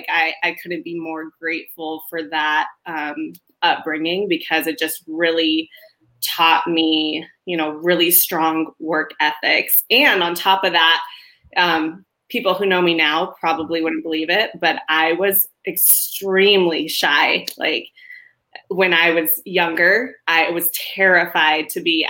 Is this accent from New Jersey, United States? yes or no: no; Queen Creek, Arizona, United States; I grew up in Queen Creek back when it was literally just dirt roads and farm fields